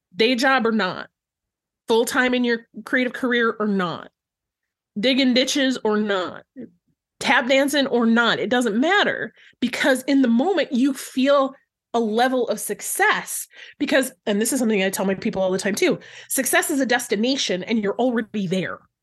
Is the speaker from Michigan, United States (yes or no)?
yes; Flint, Michigan, United States; I grew up in Flint, Michigan